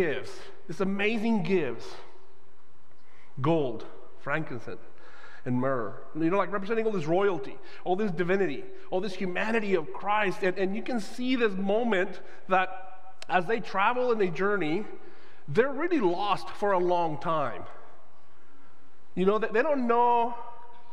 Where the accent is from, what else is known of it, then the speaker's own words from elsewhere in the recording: Guadalajara, Jalisco, Mexico; now in United States; I am Mexican-born. I grew up in Guadalajara, Mexico